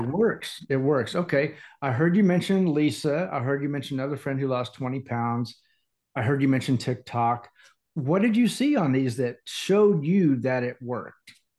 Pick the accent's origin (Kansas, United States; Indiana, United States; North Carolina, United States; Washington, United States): Indiana, United States; also born or lived in Atlanta area / overseas; now in Atlanta, United States; born and raised in Indiana